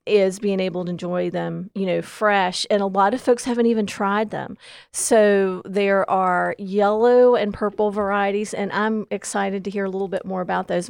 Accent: Southwestern Virginia, United States; moved away as an adult; now in Gaston County, North Carolina, United States; I came from Southwestern Virginia, so muscadines were really new to me twenty years ago when I came to Gaston County

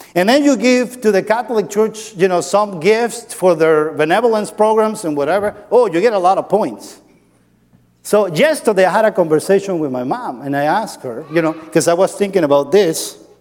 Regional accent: Andes, Venezuela; moved away; I grew up in, in Venezuela. I'm from Venezuela

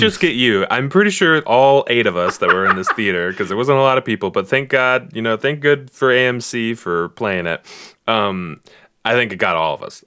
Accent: Bella Vista, Arkansas, United States; I was in the single wide area of Bella Vista

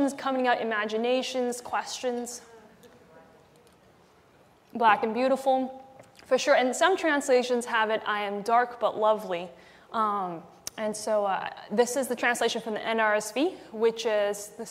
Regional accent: Malaysia; when I was young, growing up in Malaysia

